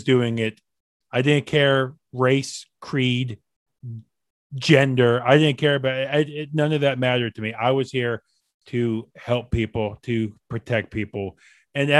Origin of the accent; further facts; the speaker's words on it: Maryland, United States; I grew up in Maryland, about 40 minutes from DC